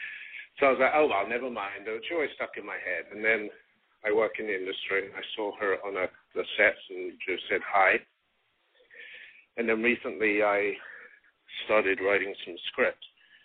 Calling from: Los Angeles, California, United States; I'm calling from Los Angeles. I'm 42.

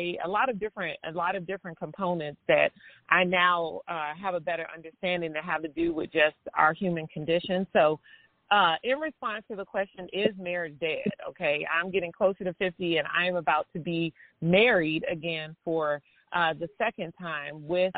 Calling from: Kansas City, United States; I am calling from Kansas City

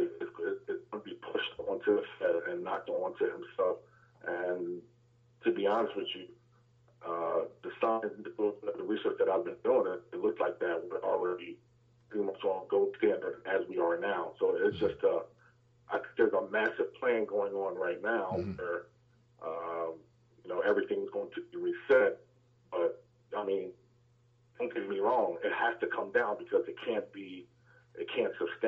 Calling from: Atlanta, Georgia, United States; calling from Atlanta, Georgia.

